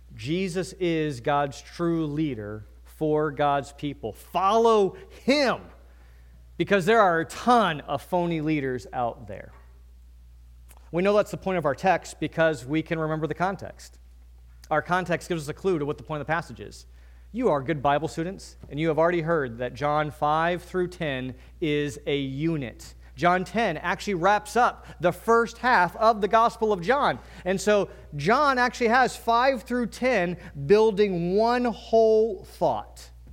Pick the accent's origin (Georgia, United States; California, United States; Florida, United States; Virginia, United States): Virginia, United States; now in New England, United States; I'm from Virginia